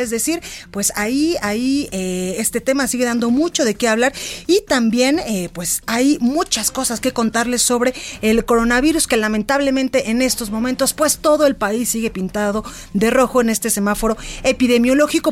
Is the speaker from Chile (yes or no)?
no; Guadalajara, Jalisco, Mexico; a Guadalajara, Jalisco, a mi tierra